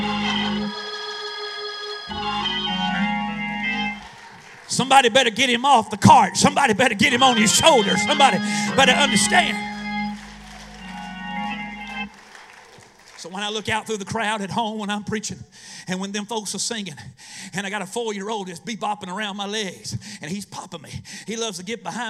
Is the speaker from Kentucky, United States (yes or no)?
no; Eastern North Carolina, United States; I'm from Eastern North Carolina